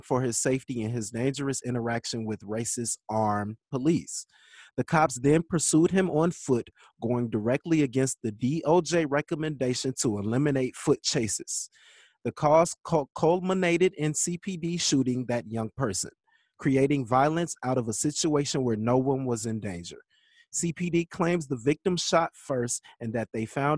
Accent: Chicago, Illinois, United States; when I was growing up in Chicago

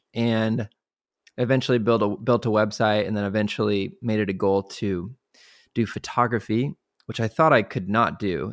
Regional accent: Kansas City, United States; now in Waco, United States; I grew up in Kansas City

